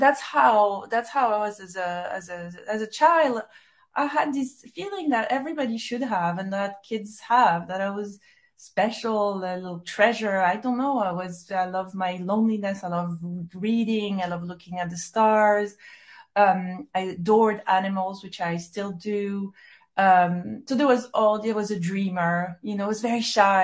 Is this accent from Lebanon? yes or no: no; Corsica, France; moved away as an adult; also born or lived in Paris, France / New York, United States; now in London, United Kingdom; my childhood in Corsica, growing up in France, my move to the US. I think I was there for 12 years or a little more.